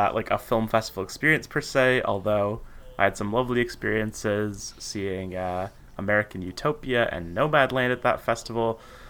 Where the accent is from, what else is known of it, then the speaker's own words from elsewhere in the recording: Toronto, Ontario, Canada; I'm from Toronto, it should be noted.